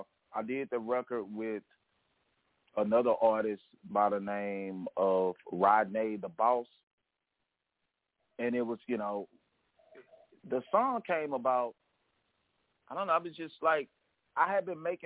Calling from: Shreveport, Louisiana, United States; I'm calling from Shreveport, Louisiana.

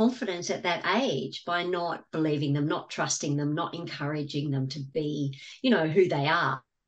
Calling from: Gold Coast, Queensland, Australia; From the Gold Coast in Australia.

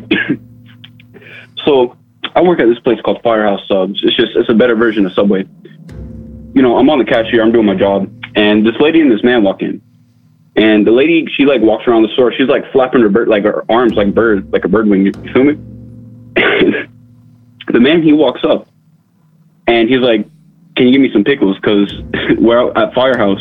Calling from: Tallahassee, Florida, United States; Calling from Tallahassee, Florida

